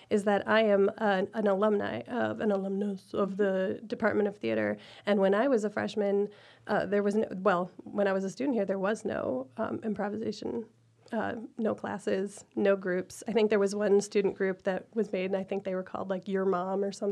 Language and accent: English; Sterling Heights, Michigan, United States; moved away as an adult; now in East Lansing, United States; I moved from Sterling Heights to East Lansing, Michigan.